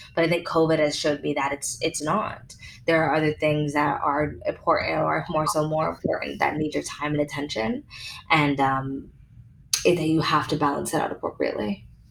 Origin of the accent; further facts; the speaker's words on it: Canada; now in United States; I've been being a Canadian